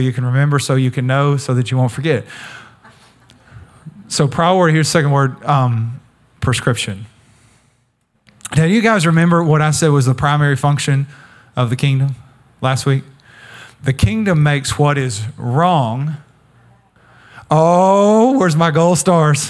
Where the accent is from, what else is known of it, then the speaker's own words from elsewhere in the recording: East Texas, United States; I was raised in East Texas